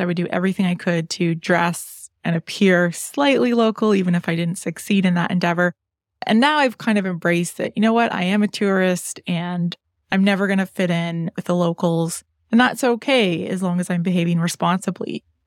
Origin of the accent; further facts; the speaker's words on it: London, Ontario, Canada; I didn't grow up traveling a lot. I had four siblings, and our travels were basically limited to the provincial parks in southwestern Ontario because I'm from London, Ontario